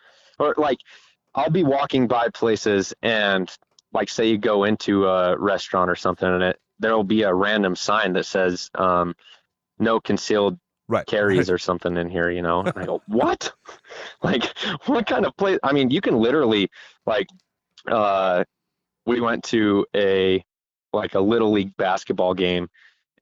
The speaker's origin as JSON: {"language": "English", "region": "Utah", "country": "United States", "said": "I'm from Utah"}